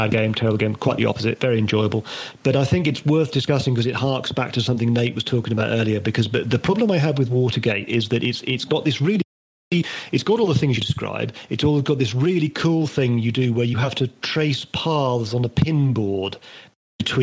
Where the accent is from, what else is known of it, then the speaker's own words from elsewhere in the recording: Northern Ireland, United Kingdom; I grew up in Northern Ireland